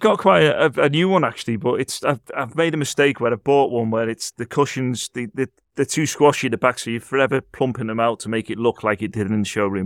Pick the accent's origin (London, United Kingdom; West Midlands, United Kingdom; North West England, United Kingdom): North West England, United Kingdom; Liverpool; I'm from Liverpool myself